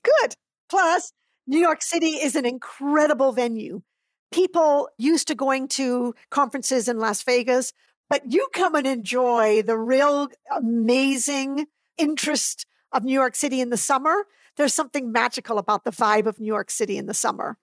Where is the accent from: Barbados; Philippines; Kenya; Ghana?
Barbados; also born or lived in Trinidad; now in United States; I was born in Trinidad and raised in Barbados.